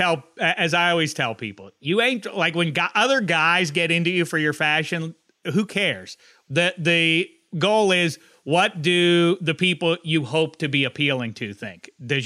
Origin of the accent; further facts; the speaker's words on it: Pennsylvania, United States; I'm from Beaver County, but then I went to Tuscaloosa and played for